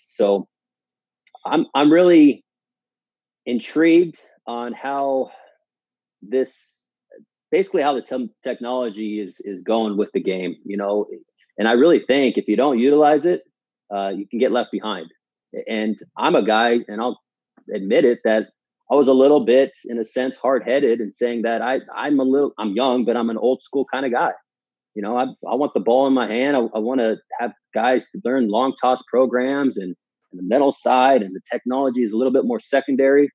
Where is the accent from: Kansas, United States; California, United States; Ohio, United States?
California, United States; Palm Springs; moved away as an adult; also born or lived in Washington; I grew up in the Palm Springs area. Went to high school there